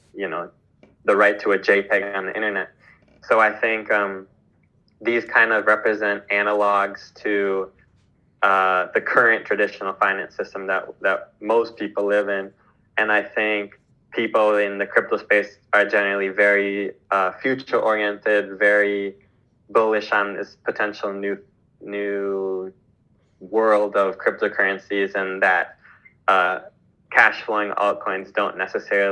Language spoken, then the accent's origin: English; Midwest, United States; now in Mexico; I was born in the Midwest, and now I live in Mexico